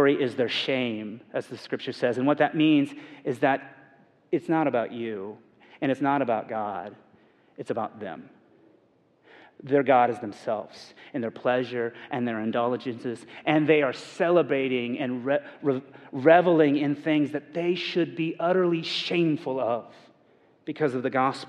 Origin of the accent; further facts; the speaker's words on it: Indiana, United States; I'm from Indiana